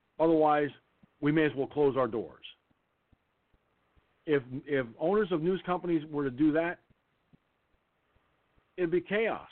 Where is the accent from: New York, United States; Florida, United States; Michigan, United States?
New York, United States; I'm from New York. Okay, I'm in New York